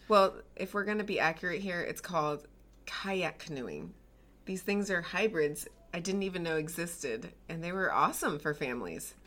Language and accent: English; the South, United States; moved away; I grew up in the South